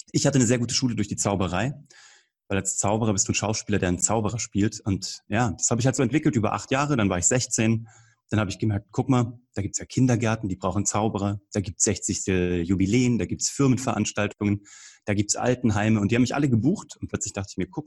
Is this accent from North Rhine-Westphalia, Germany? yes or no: no; Kassel, Hesse, Germany; now in Munich, Germany; ich lebe jetzt in München, ich bin gebürtig aus Kassel eigentlich. Ich bin so ein eingereister Preuße sozusagen hier oder ein Zugroster, wie man sagt, in München.